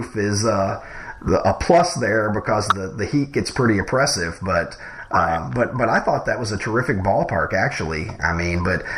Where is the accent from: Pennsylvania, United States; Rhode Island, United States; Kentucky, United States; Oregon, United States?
Kentucky, United States; I grew up in Kentucky